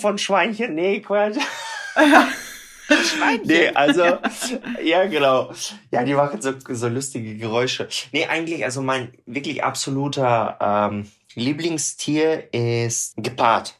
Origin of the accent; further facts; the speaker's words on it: Tyumen, Tyumen Oblast, Russia; German is a second language; moved away; ich komme selber aus Tumen, das ist äh, in Sibirien